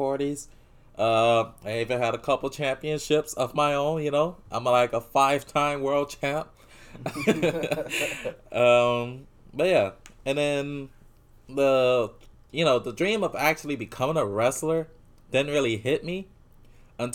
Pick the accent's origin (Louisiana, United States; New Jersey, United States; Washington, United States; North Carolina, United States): Louisiana, United States; New Orleans; we're from New Orleans